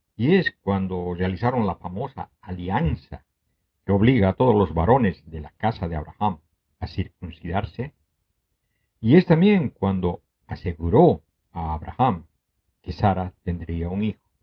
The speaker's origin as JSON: {"language": "Spanish", "country": "Bolivia"}